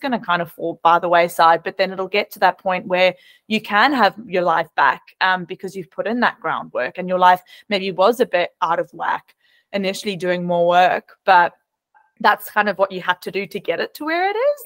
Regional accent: South Africa; now in Australia; as a South African.

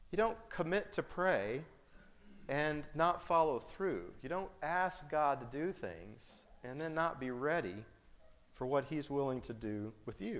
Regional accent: Colorado, United States; also born or lived in Altus, Oklahoma; I was born in Colorado on my parents' first mission, and I was raised later, middle school and high school, in Colorado

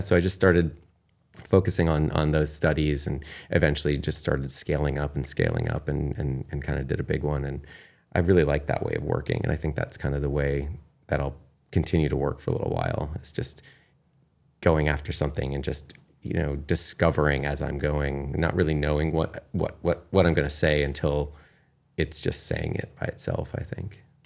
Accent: Kennebunkport, Maine, United States; moved away as an adult; also born or lived in New York City; I definitely had really good friends growing up in Kennebunkport

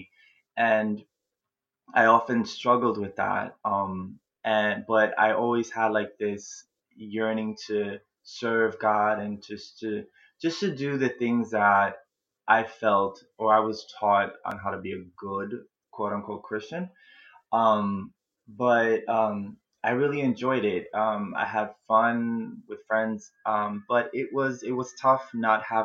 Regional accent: New York City, New York, United States; I was born and raised in the Bronx, New York

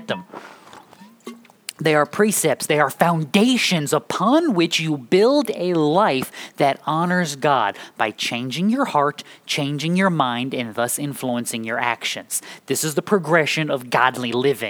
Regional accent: Ireland; I'm Irish

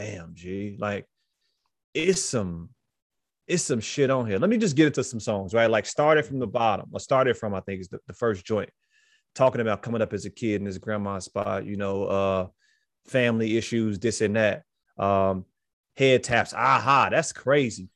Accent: Chicago, Illinois, United States; I was born in Chicago

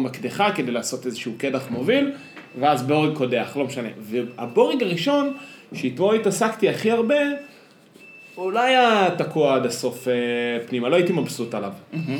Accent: Israel; אני בתור קיבוצניק

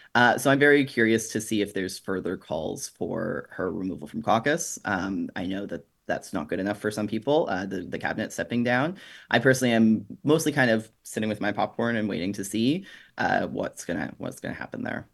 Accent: Springbrook, Alberta, Canada; moved away as an adult; also born or lived in Red Deer, Alberta / Calgary, Alberta; now in Vancouver, Canada; I grew up just outside of Red Deer, actually, in, in Springbrook

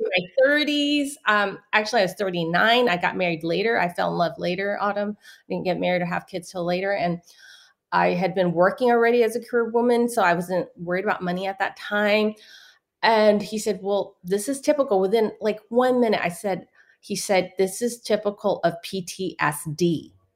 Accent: San Francisco, California, United States; I was born in San Francisco, Chinatown

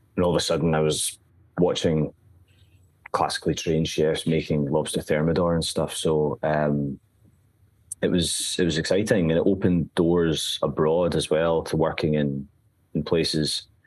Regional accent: Glasgow, Scotland, United Kingdom; I've spent most of my life in Glasgow. I think I've, I've been in the south side for just about five years, four and a half. Yeah. Um, and, you know, I grew up in the West End

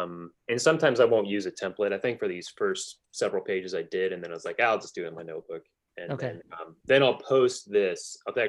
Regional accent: California, United States; moved away as an adult; now in Fort Smith, United States; I lived in California my whole life.

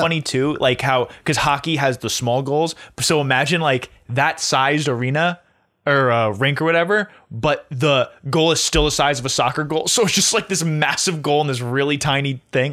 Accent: United States

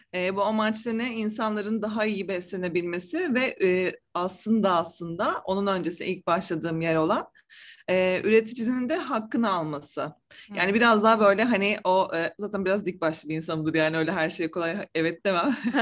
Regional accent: Ankara, Turkey; now in Istanbul, Turkey; Ankara'da doğdum büyüdüm ben.

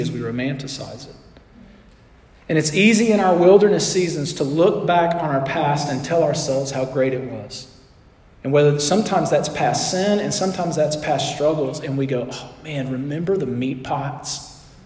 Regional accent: Scottsboro, Alabama, United States; moved away; I was in my hometown a few weeks ago for a wedding, and I was spending time with all my high school friends.

